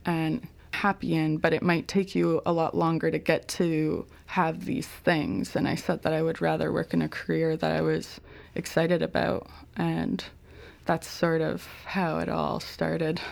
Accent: Ontario, Canada; moved away as an adult; also born or lived in Victoria; I was a from Ontario

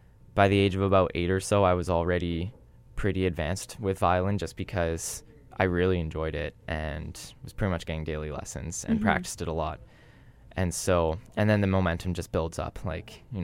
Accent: Thunder Bay, Ontario, Canada; now in Winnipeg, Canada; growing up in Thunder Bay, not in Winnipeg

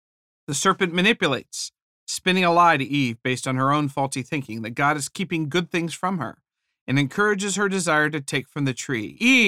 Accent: Ohio, United States; moved away as an adult; I was born in Ohio. Later, as an adult, I moved to California for a job.

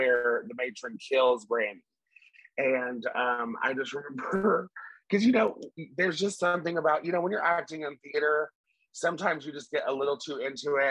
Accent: Tennessee, United States; I'm country and I come from Tennessee

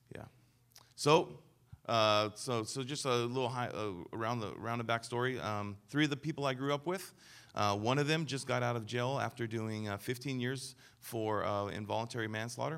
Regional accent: Denver, Colorado, United States; I was born in Denver, Colorado

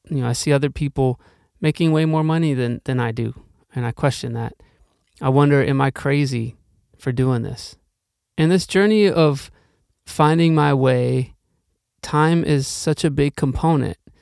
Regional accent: Milwaukee, Wisconsin, United States; also born or lived in Norfolk, Virginia

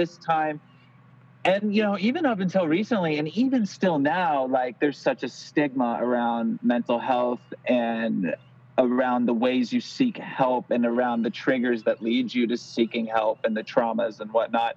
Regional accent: Lodi, California, United States; also born or lived in Sacramento / Los Angeles; now in Santa Cruz, United States; I'm from this little town called Lodi, and that you wouldn't believe is actually in California.

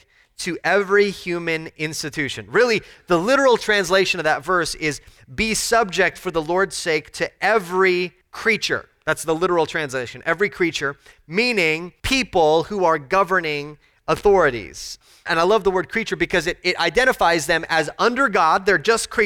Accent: Texas, United States; As a Texan Americans

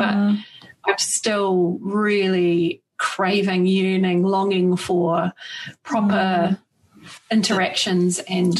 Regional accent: New Zealand; I was born in New Zealand in 1973, so I'm 47 now.

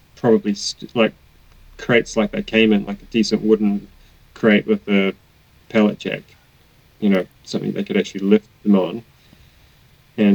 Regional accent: Christchurch, Canterbury, New Zealand; I was born in Christchurch in New Zealand.

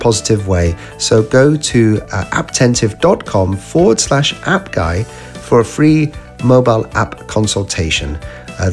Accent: United Kingdom; I'm a Brit

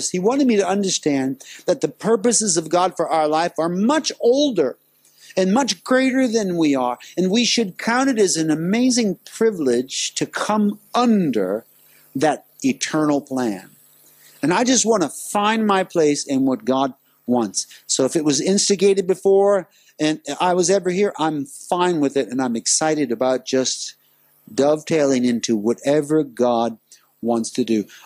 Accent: Louisiana, United States; I was in my home state on furlough visiting. And I drove across the border of my home state from Texas to Louisiana. When I crossed the Sabine River into Louisiana, I had a vision.

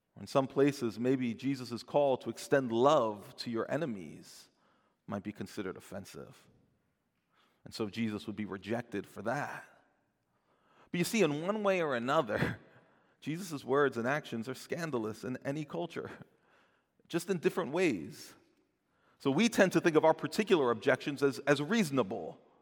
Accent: New Jersey, United States; I'm from New Jersey

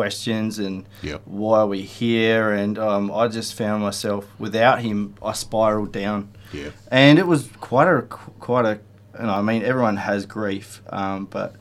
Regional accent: Port Lincoln, South Australia, Australia; I'm from Port Lincoln

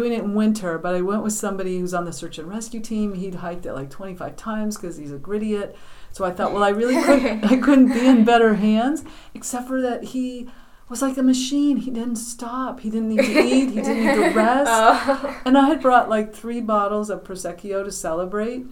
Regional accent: Denver, Colorado, United States; moved away as an adult; now in New Hampshire, United States; growing up in Colorado. We had some friends that lived across the street from us in Denver

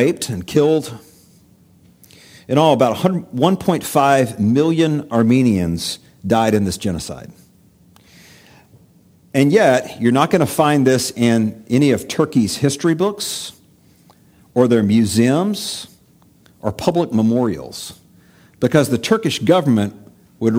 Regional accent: United States

